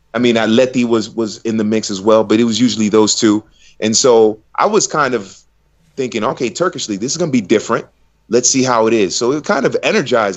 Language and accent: English; United States; growing up in America